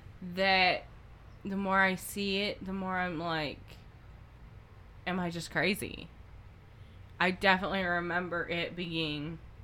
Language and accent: English; the South, Southern United States, United States; accent: Southern; Her and Jody, my sister, bring out my Southern a lot.